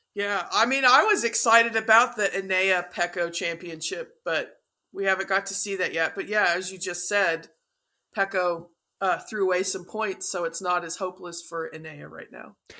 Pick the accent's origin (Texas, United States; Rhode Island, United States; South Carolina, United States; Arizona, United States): Texas, United States; I'm from Texas